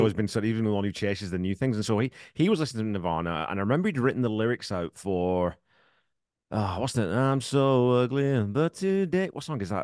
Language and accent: English; England, United Kingdom; moved away as an adult; now in Canada; I grew up, I was in the military, I grew up in England